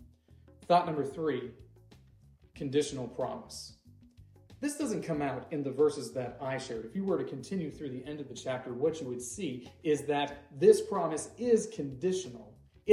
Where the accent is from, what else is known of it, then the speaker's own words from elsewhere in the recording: United States; I'm an American